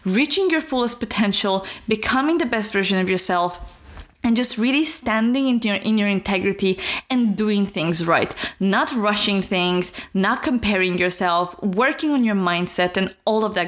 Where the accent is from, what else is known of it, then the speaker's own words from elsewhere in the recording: Romania; moved away; I'm from Romania